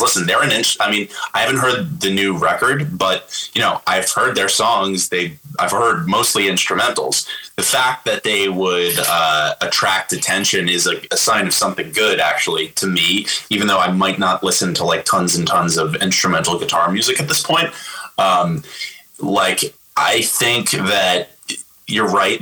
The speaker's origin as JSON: {"language": "English", "town": "Nyack", "region": "New York", "country": "United States", "tie": "born or raised there", "said": "my hometown from my, the same place I grew up with in Nyack"}